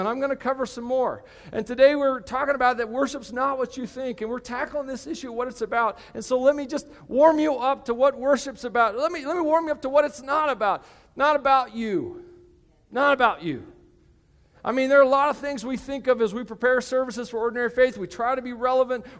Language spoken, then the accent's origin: English; United States; I'm an American.